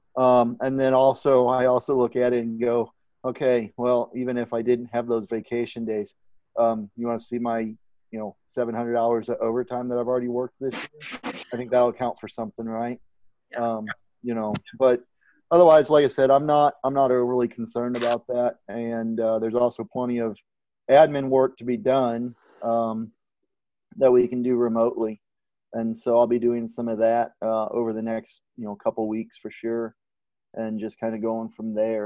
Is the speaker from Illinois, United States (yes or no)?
yes; Southern Illinois, United States; now in Texas, United States; being from Southern Illinois, I am still from the South, although it's above the Mason Dixon line